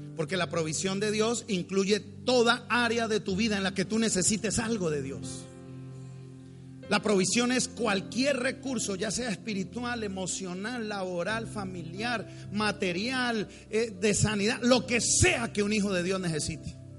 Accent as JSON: {"language": "Spanish", "region": "Bogotá", "country": "Colombia", "said": "yo soy rolo. Yo soy cachaco, los cachacos somos muy tímidos, somos fríos porque venimos de una tierra fría"}